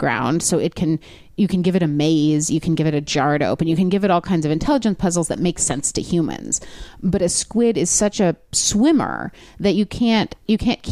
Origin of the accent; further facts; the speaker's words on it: Los Angeles, California, United States; LA where I lived